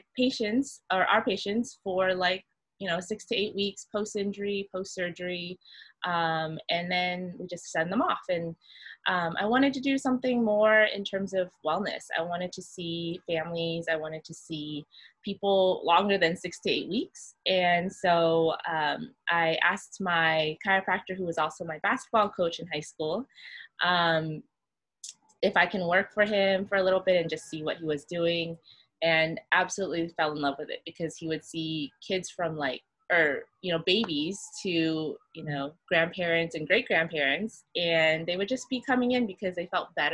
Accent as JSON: {"language": "English", "region": "California", "country": "United States", "tie": "born or raised there", "moved": "as an adult", "lives_now": "Oahu, Hawaii, United States", "said": "I'm originally from California, born and raised, and I moved here when I graduated"}